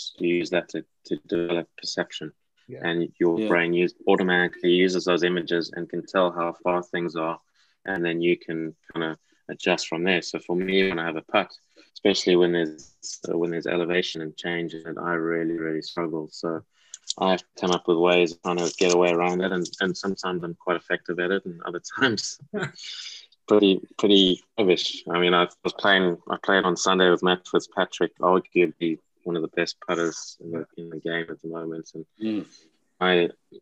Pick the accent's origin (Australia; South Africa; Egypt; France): South Africa; now in England; I was born in South Africa, and that's a big part of my heritage.